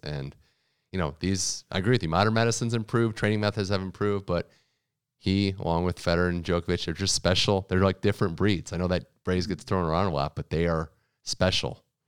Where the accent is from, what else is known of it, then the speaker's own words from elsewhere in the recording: United States; as an American